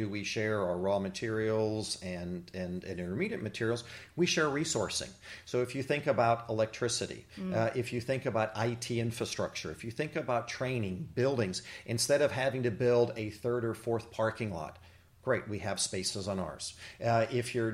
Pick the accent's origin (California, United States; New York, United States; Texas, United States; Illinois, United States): Texas, United States; moved away as an adult; now in Jefferson Parish, Louisiana, United States; I actually grew up in Texas